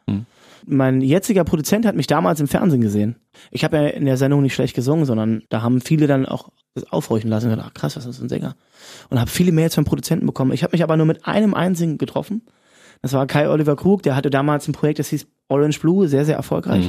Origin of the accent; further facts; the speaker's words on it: Cottbus, Brandenburg, Germany; moved away; also born or lived in Berlin; weil ich wieder zu Hause bin, nochmal eine zweite Hymne für, für meine Heimat geschrieben, für mein, meinen Lieblingsclub Energie Cottbus